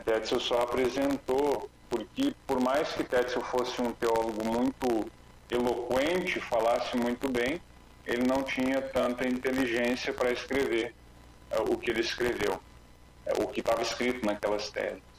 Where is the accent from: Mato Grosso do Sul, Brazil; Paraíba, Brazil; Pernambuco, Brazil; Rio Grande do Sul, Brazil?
Rio Grande do Sul, Brazil; Passo Fundo; moved away; a minha cidade querida, minha terra natal, a, a gelada Passo Fundo